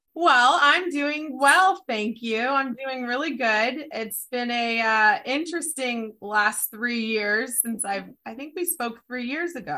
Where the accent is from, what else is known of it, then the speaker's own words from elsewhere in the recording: San Diego, California, United States; I was raised in San Diego